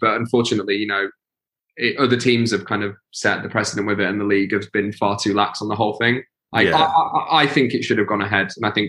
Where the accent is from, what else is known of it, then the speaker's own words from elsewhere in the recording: Stocksbridge, Yorkshire and the Humber, United Kingdom; But yeah, we're from Stocksbridge. We grew up and lived there, and like I lived there till I was 18, 19.